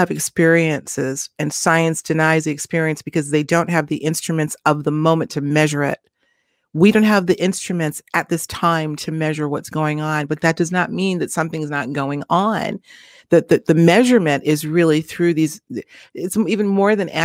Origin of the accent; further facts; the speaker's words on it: Quincy, Massachusetts, United States; Quincy, Massachusetts, in my hometown